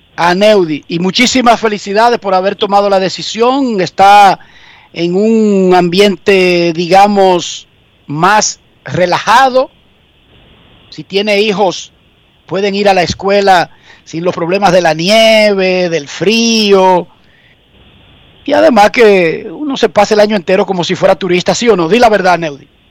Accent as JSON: {"language": "Spanish", "country": "Dominican Republic", "moved": "as an adult", "lives_now": "United States", "said": "Nosotros los dominicanos"}